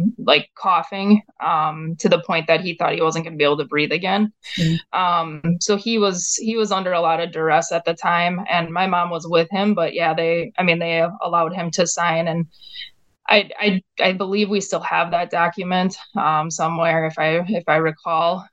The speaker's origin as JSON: {"language": "English", "region": "Wisconsin", "country": "United States", "said": "we're from Wisconsin"}